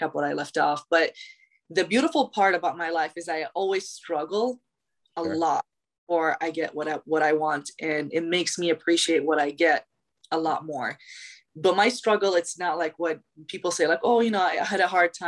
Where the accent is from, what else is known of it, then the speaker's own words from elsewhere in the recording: Iraq; also born or lived in Chicago, United States; now in Charlotte, United States; I'm originally from Iraq. I was born and raised there